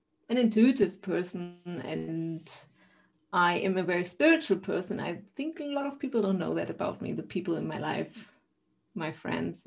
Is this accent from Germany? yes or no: yes; eastern Germany, Germany; I am from Germany, a town in the eastern part of Germany.